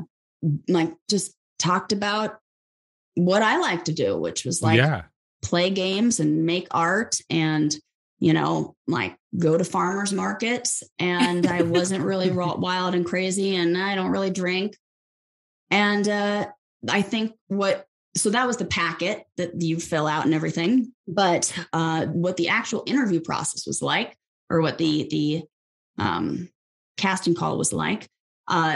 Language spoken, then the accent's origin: English; Los Angeles, California, United States; also born or lived in San Francisco; I was born and raised in Los Angeles and grew up there, not San Francisco.